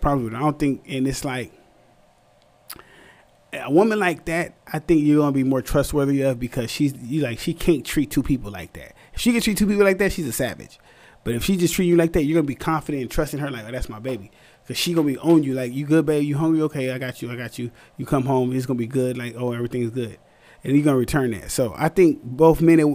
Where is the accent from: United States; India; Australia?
United States; San Antonio, Texas; moved away; also born or lived in California; I'm from the South, San Antonio, Texas